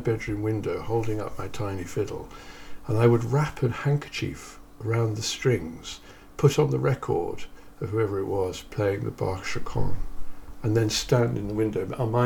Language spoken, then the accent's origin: English; Kettering, East Midlands, United Kingdom; I grew up in Kettering